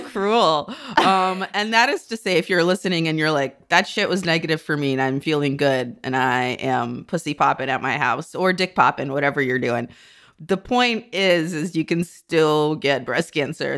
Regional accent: near Chernobyl, Kyiv Oblast, Ukraine; moved away; also born or lived in North America; I grew up near Chernobyl.

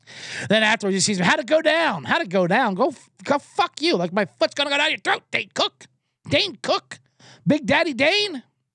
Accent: Ireland; But as an Irishman, you have to defend them a little bit.

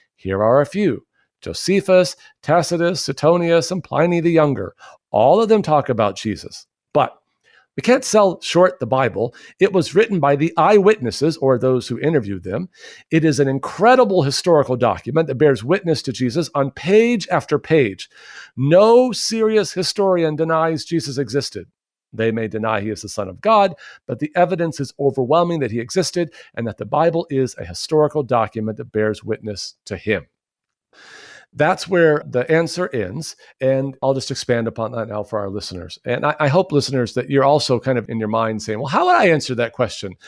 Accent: United States; we as American Christians

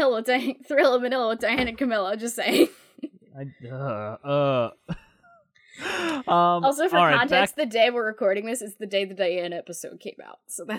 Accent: United Kingdom; Being British, there's another important Elizabeth in my life.

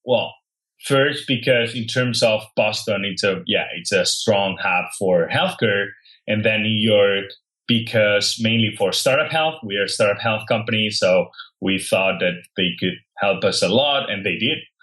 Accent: Catalonia, Spain; English is a second language; moved away as an adult; now in San Francisco, United States; I grew up in Spain

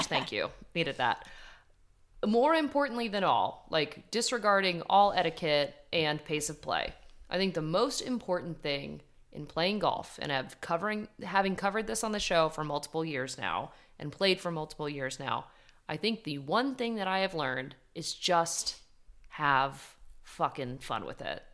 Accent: Ridgewood, New Jersey, United States; born in my hometown, shout out Ridgewood, New Jersey

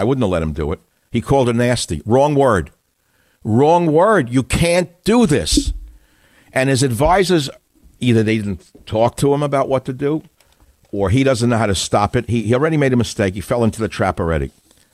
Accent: New York City, New York, United States; moved away; I grew up in New York City

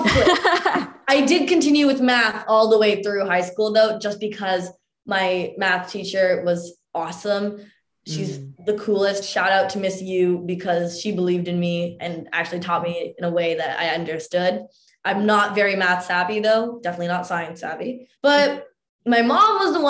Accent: Mississauga, Ontario, Canada; growing up in Mississauga for me and like my brother

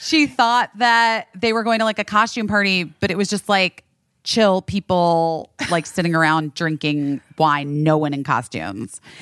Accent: Arizona, United States; growing up in Arizona.

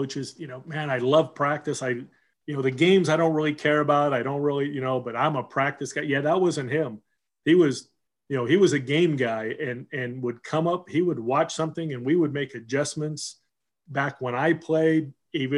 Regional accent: Southern California, United States; also born or lived in Seattle, Washington; we moved from Seattle to Southern California

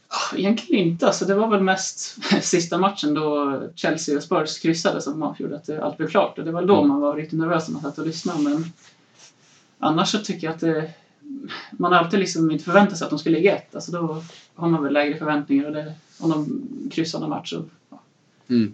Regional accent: Sweden; Född och uppvuxen i Sverige men har en pappa från Leicester

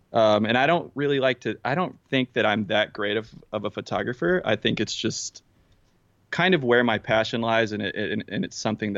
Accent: Midland, Texas, United States; I'm from Midland. I'm from Odessa. I lived in Midland for a little bit, but yeah, from Midland, Odessa area.

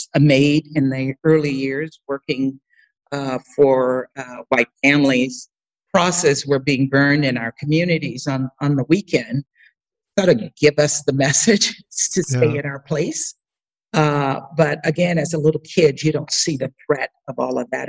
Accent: Baker, Louisiana, United States; moved away; Baker is a small rural town just outside of Baton Rouge. So when I meet people and they ask me where I'm from, I usually will say Baton Rouge unless they know Louisiana.

